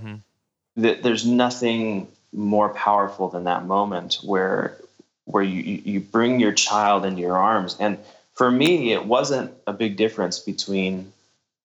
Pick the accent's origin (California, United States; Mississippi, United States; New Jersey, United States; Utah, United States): California, United States; Santa Barbara; we're from Santa Barbara, California